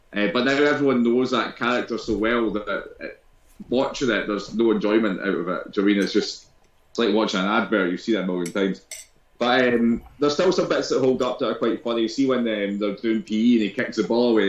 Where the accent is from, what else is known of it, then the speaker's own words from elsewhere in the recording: Scotland, United Kingdom; being Scottish